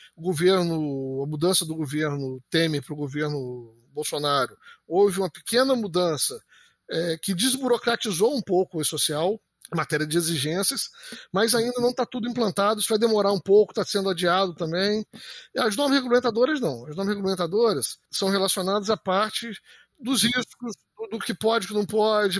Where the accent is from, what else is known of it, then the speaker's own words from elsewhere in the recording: Campos dos Goytacazes, Rio de Janeiro, Brazil; a gente decidiu voltar para Campos